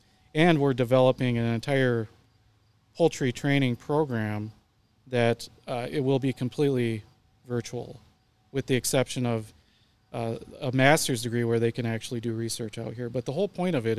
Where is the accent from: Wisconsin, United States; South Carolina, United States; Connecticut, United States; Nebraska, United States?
Nebraska, United States; Kimball; also born or lived in Tampa Bay area, Florida; I was born in Kimball. We ended up in the Tampa Bay area for about 5 years when I was younger.